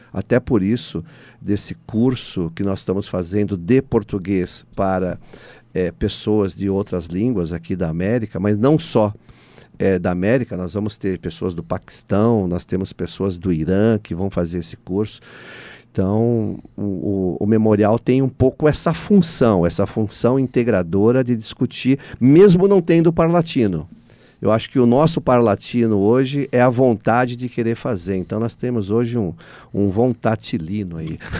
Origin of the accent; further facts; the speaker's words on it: Brazil; nós somos é, o único país que fala português